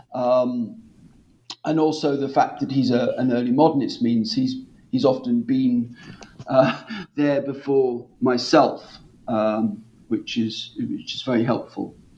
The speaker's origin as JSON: {"language": "English", "town": "Norwich", "region": "East of England", "country": "United Kingdom", "tie": "born or raised there", "said": "my hometown of Norwich"}